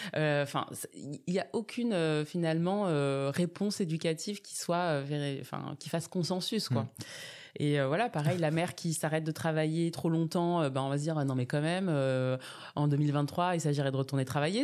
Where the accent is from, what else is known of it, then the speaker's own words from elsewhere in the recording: Bondy, Île-de-France, France; also born or lived in Grenoble; je suis née à Bondy. J'ai grandi dans cette ville jusqu'à mes 20 ans.